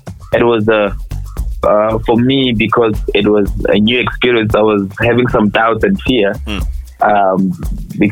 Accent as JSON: {"language": "English", "region": "Limpopo", "country": "South Africa", "said": "I'm Tsonga, by the way, I'm from Limpopo."}